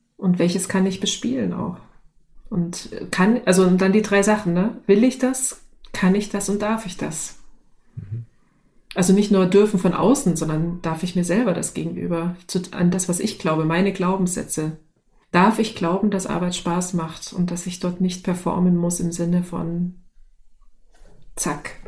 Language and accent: German; the East, East Germany, Germany; ich komme aus dem Sozialismus, ne? ich bin im Osten groß geworden